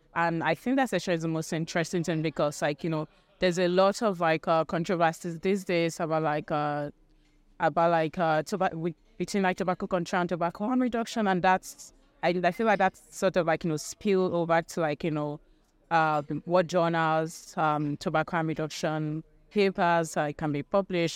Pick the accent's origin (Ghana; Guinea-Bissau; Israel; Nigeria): Nigeria; moved away as an adult; now in United Kingdom; I'm from Nigeria, but I currently live in the U K 'cause I'm doing my master's.